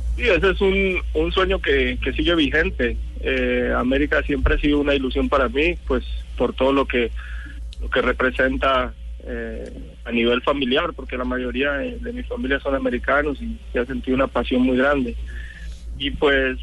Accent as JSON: {"language": "Spanish", "country": "Colombia", "moved": "yes", "said": "somos colombianos"}